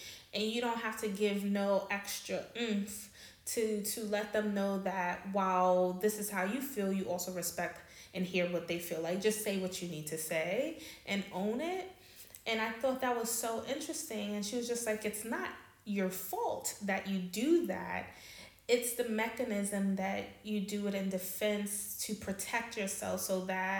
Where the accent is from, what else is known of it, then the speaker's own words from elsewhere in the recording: New York City, New York, United States; moved away as an adult; now in Amsterdam, Netherlands; I'm from New York. I'm from Queens